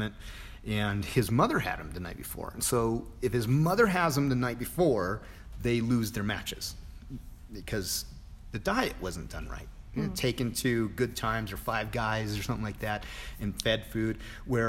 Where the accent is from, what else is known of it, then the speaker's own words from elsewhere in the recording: Montana, United States; moved away; going home to Montana